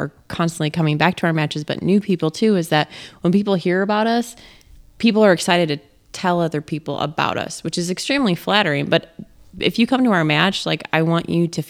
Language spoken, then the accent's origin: English; Illinois, United States; now in Wisconsin, United States; I grew up in Illinois